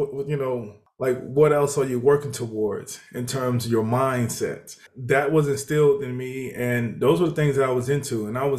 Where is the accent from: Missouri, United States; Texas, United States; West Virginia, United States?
Texas, United States; Houston; also born or lived in Mississippi; I grew up in Houston, Texas. Well, actually, we moved a lot. So I lived in Mississippi at the beginning of my life. I spent a lot of my years growing up in Houston, Texas.